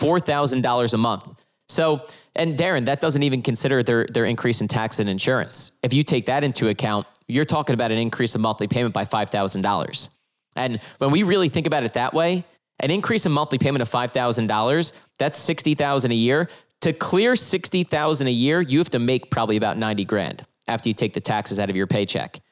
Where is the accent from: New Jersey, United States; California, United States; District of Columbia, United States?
New Jersey, United States; I'm from New Jersey